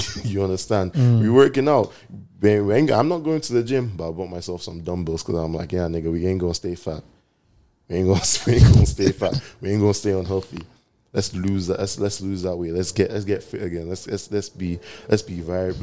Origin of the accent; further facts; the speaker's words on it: Nigeria; I'm Nigerian